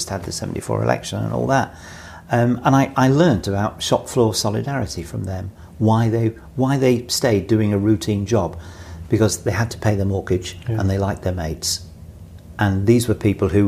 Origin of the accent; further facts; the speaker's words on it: Bury, North West England, United Kingdom; born or raised there; moved away as an adult; also born or lived in Manchester / London